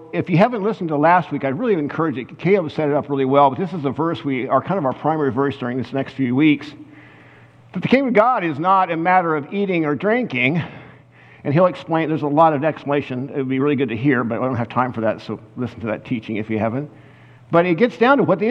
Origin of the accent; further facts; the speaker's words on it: Kansas, United States; I was from Kansas